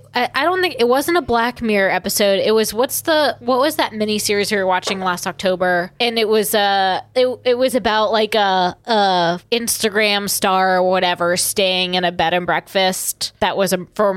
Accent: Massachusetts, United States; this is one of the things that shocked me most when I moved down to South Carolina from Massachusetts, was the fact that every town in Massachusetts was founded in like the 1600s, pretty much.

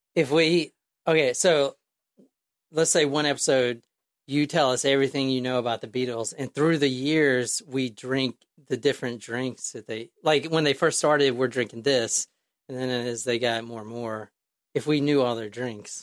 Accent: United States; I'm an American

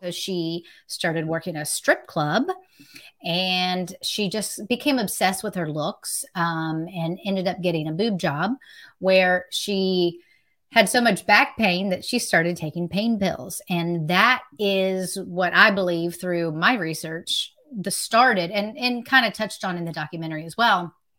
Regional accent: West Virginia, United States; now in Myrtle Beach, United States; I'm originally from West Virginia.

